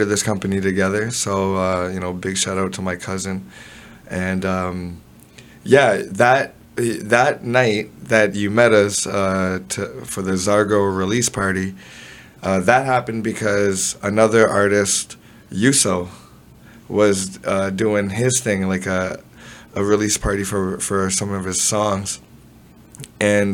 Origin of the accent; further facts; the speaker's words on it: Toronto, Ontario, Canada; I was born in Toronto. Spent the first part of my years around Jane and Eglinton